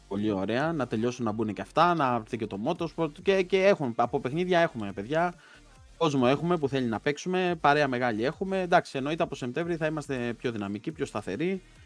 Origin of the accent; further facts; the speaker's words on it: a village near Ancient Olympia, Western Greece, Greece; εμένα το χωριό μου είναι κοντά στην αρχαία Ολυμπία